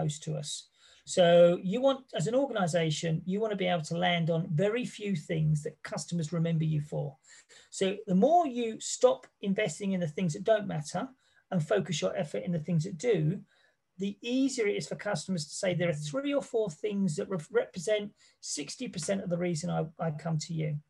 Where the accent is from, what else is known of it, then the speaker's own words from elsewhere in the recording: England, United Kingdom; I come from England